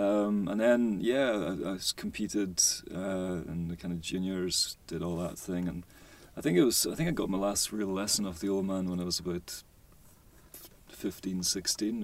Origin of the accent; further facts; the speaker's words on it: Lewis, Outer Hebrides, Scotland, United Kingdom; now in Greenock, United Kingdom; Originally from the Outer Hebrides, Lewis. I was brought up in Lewis, so my mum's from South Hewes, so I've got a bit of both going on.